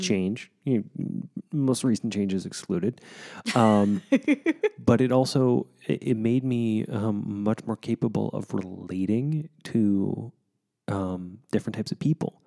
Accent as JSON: {"language": "English", "town": "Wichita", "region": "Kansas", "country": "United States", "tie": "born or raised there", "moved": "yes", "said": "which made Wichita my hometown"}